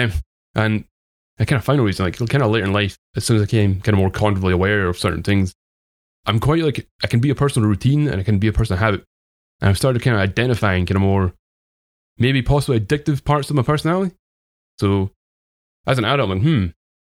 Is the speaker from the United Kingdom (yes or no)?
yes; Dunfermline, Scotland, United Kingdom; accent: Scottish; I grew up in a place called Dunfermline. I live in a different place now